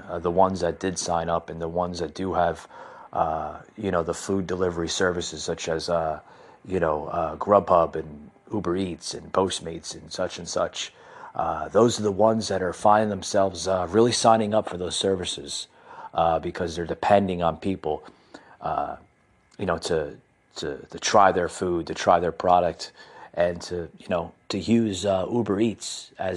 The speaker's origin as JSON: {"language": "English", "country": "United States", "tie": "born or raised there", "said": "I come from the New Jersey, New York metropolitan area. I was born and raised in that area"}